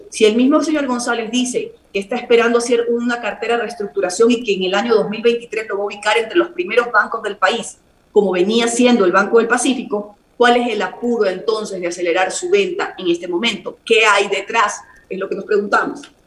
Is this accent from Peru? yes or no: no; Guayaquil, Guayas, Ecuador; mi ciudad natal, Guayaquil